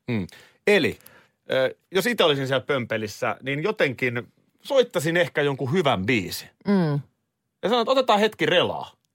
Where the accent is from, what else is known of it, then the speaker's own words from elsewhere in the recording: Nurmijärvi, Uusimaa, Finland; moved away; mun juuret mun suku. Joo. Tavallaan mistä mä olen tullut, niin se on Nurmijärvi.